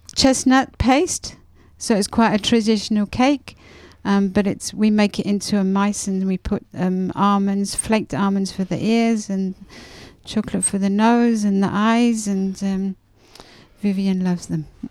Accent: England, United Kingdom; moved away as an adult; now in Grenoble, France; Being English, we like fresh cream

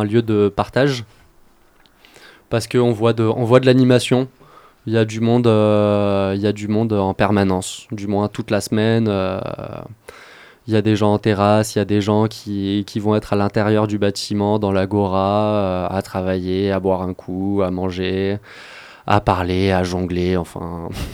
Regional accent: Grenoble, Auvergne-Rhône-Alpes, France; moved away; Je suis grenoblois, j'ai commencé mes études sur le campus de Grenoble

